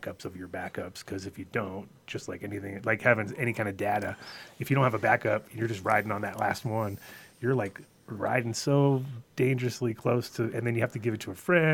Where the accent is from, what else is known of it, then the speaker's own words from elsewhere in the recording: upstate New York, United States; moved away as an adult; now in Colorado, United States; I'm from New York originally also